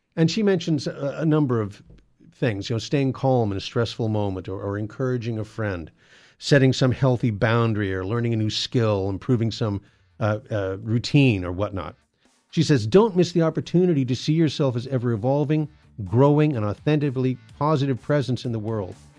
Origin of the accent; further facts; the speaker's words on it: San Gabriel Valley, Southern California, United States; I live in Southern California, and I grew up here in the San Gabriel Valley at the, uh, bottom of the foothills